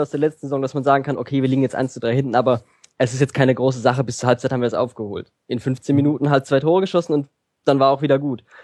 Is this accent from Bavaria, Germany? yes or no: no; Hoffenheim, Baden-Württemberg, Germany; in meinem Fall ist es einfach mein Dorf, mein Dorfverein. Das heißt, es ist, ich bin in Hoffenheim aufgewachsen.